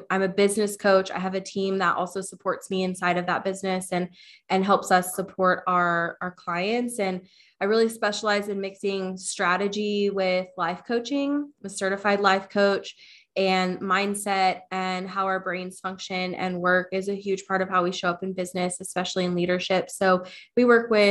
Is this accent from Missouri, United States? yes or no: no; Wichita, Kansas, United States; I'm from Wichita, Kansas